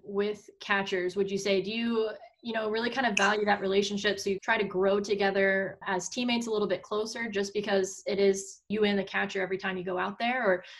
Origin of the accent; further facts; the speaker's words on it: Texas, United States; moved away as an adult; also born or lived in Missouri; now in Maine, United States; I'm from Texas, went to Mizzou as well.